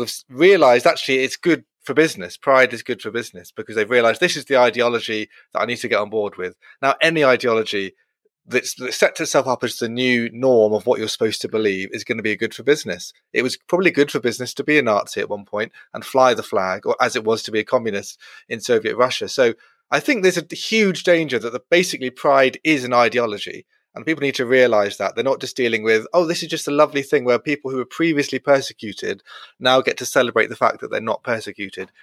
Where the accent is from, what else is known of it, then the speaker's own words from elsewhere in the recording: Brighton, South East England, United Kingdom; growing up in Brighton, the certainly the gay capital of England